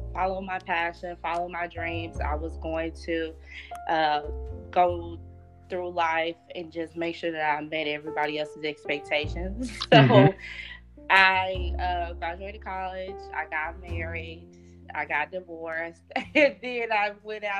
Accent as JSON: {"language": "English", "town": "Little Rock", "region": "Arkansas", "country": "United States", "tie": "born or raised there", "said": "I was born and raised in Little Rock, Arkansas, back in 94"}